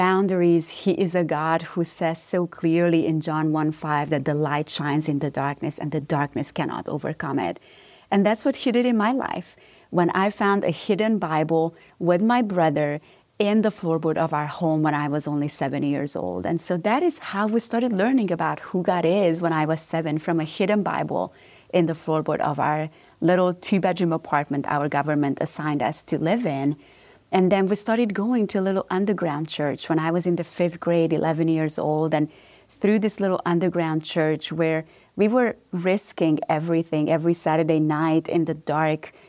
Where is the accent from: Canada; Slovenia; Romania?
Romania; moved away; Yes, so I am originally from Romania. So this is not a southern accent that everybody's hearing here. but growing up in Romania